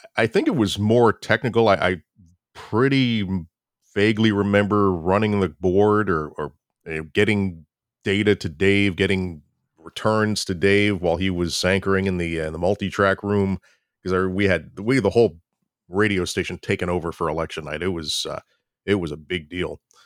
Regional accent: Florida, United States; moved away as an adult; also born or lived in New York; I'm originally from Florida, went, moved up to New York to go to college

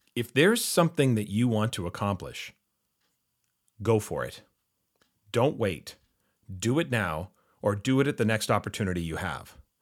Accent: Vancouver, British Columbia, Canada; growing up in Vancouver, we, of course, had three major professional sports franchises.

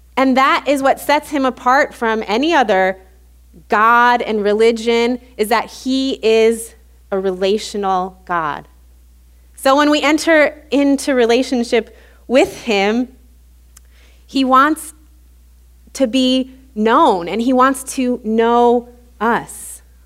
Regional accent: Illinois, United States; moved away as an adult; also born or lived in Louisiana; we're both from Illinois. When we moved back to Illinois

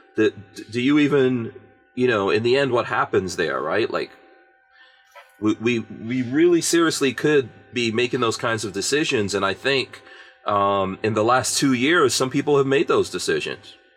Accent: New York City, New York, United States; also born or lived in Guyana / England; I grew up in New York City in the crack 80s

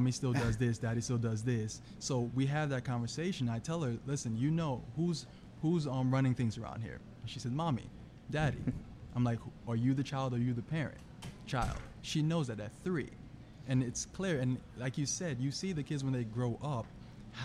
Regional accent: Jamaica; I'm Jamaican, so my parents were very strict growing up

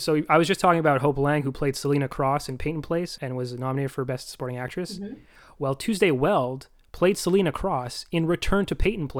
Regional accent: Ontario, Canada; now in Vancouver, Canada; I currently live in Vancouver. I'm from Ontario.

